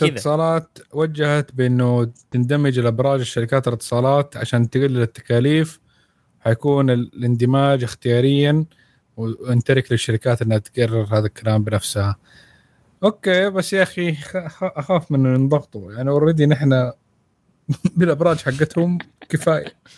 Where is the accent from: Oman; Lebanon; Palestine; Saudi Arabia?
Saudi Arabia